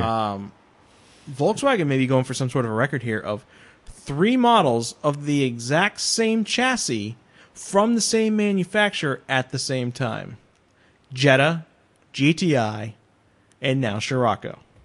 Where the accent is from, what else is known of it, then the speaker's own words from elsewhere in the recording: New England, United States; now in Los Angeles, United States; I grew up in New England